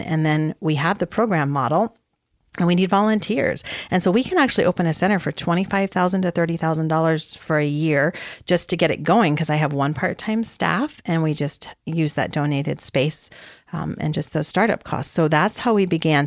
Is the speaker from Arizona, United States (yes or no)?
yes; Arizona, United States; I had grown up, spent a lot of time growing up in Arizona.